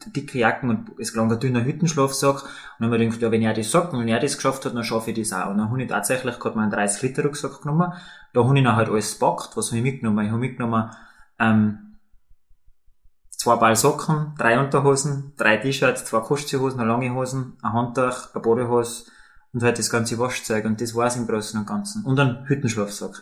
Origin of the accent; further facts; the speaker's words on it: Tyrol, Austria; als Tiroler